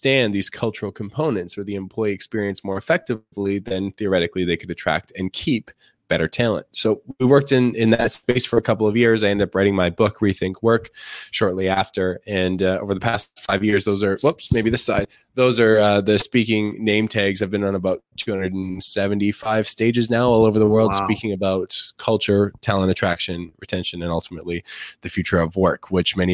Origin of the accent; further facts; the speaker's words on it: Canada; I'm a Canadian